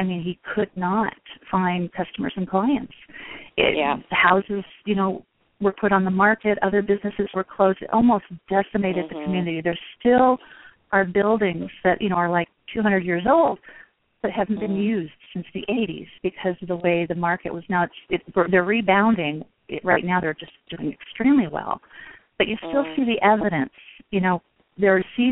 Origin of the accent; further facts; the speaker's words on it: West Coast, United States; now in Midwest, United States; I'm living in the Midwest now in the United States. I'm originally from the West Coast